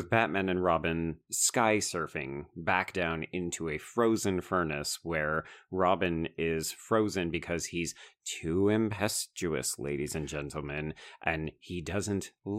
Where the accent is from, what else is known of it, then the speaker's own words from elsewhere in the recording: Canada; as a Canadian.